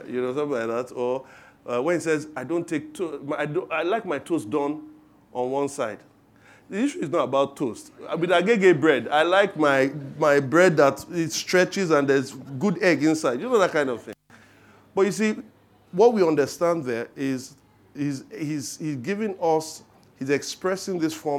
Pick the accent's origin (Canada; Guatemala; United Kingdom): United Kingdom; England; I like my toast done on one side. You can hear it in my accent when I talk.